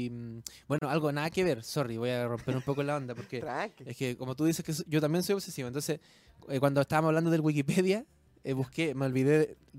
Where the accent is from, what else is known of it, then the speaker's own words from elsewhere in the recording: Chiloé, Los Lagos, Chile; moved away; me vine de Chiloé no porque yo quería ser famoso y salir en la tele, ¿cachai?